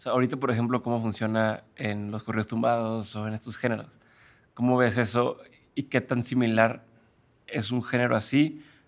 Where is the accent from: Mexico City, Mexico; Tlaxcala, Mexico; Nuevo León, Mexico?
Nuevo León, Mexico; Monterrey; yo soy de Monterrey